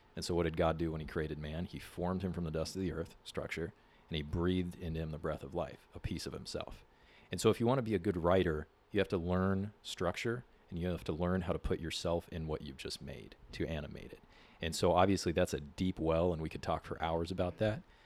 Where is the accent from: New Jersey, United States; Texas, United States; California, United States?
California, United States; San Diego; I grew up here in San Diego. I'm actually a fifth generation San Diegan